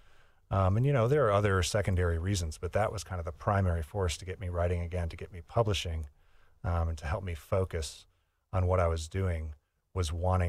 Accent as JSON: {"language": "English", "region": "Midwest", "country": "United States", "tie": "born or raised there", "said": "I was inspired by... growing up in the Midwest, by the experience I had in the Midwest, in particular the winter."}